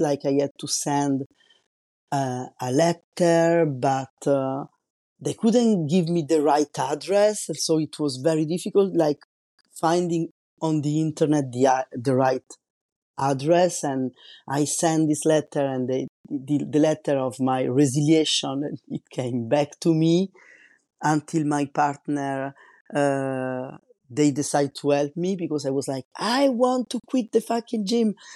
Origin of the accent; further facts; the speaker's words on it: Italy; English is a second language; moved away as an adult; now in France; I'm Italian and I'm living in France since two thousand one